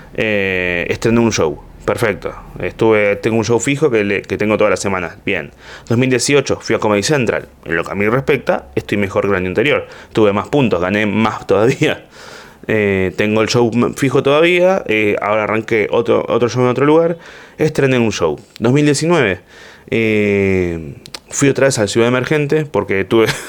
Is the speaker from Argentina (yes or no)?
yes; Argentina; desde acá en Argentina